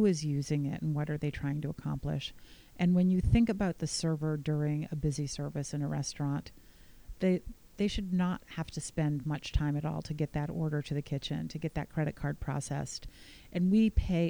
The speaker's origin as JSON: {"language": "English", "country": "United States"}